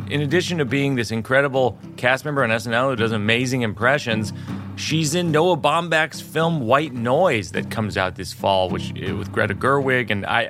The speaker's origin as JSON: {"language": "English", "town": "Worcester", "region": "Massachusetts", "country": "United States", "tie": "born or raised there", "said": "I do in Massachusetts for sure, because I grew up in Worcester."}